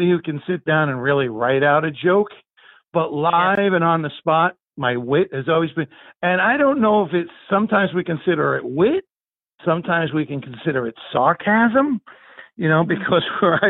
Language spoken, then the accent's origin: English; Guttenberg, New Jersey, United States; I grew up in Guttenberg, New Jersey, in Hudson County